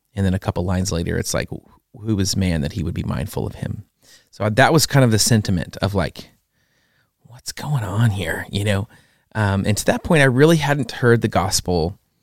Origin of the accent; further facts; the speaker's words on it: West Coast, United States; I grew up on the West Coast